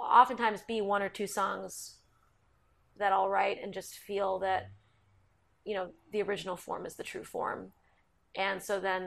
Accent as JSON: {"language": "English", "town": "Basking Ridge", "region": "New Jersey", "country": "United States", "tie": "born or raised there", "said": "Mark and I grew up partially in North Jersey in a town called Basking Ridge"}